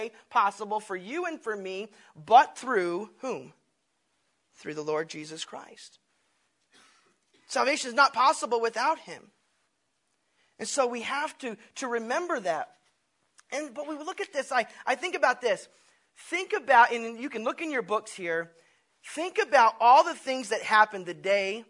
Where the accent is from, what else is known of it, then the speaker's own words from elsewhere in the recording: Tennessee, United States; being a kid and growing up in Tennessee